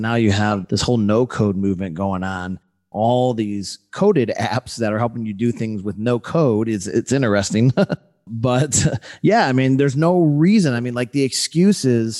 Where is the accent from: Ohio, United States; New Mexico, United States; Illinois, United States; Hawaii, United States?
Illinois, United States; Chicago; moved away as an adult; now in Los Angeles, United States; I'm originally from Chicago, but I moved out to LA about a decade ago